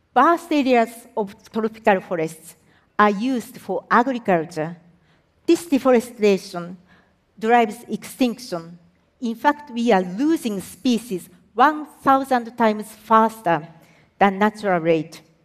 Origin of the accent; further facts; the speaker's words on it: Japan; I am from Japan